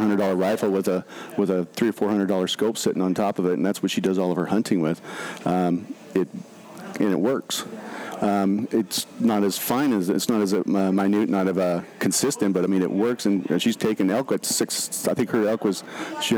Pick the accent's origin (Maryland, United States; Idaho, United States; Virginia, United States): Idaho, United States; I was born and raised in Idaho up in a little area